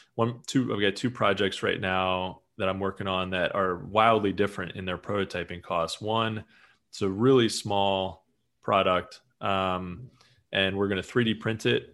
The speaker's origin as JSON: {"language": "English", "region": "Eastern Pennsylvania", "country": "United States", "said": "I'm from from Pennsylvania"}